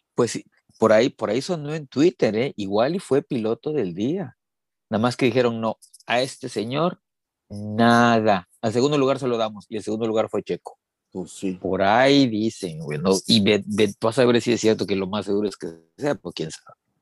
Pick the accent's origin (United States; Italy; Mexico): Mexico; somos más mexicanos